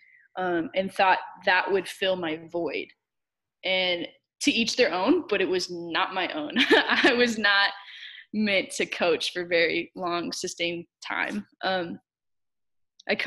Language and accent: English; Olathe, Kansas, United States; I grew up in Kansas City, Kansas, Olathe, Kansas, to be specific